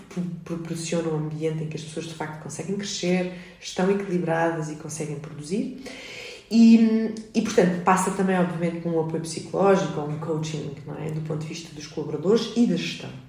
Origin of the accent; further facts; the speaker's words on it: Lisbon, Portugal; nasci em Lisboa em 1980, sempre Vivi, estudei e trabalhei na cidade de Lisboa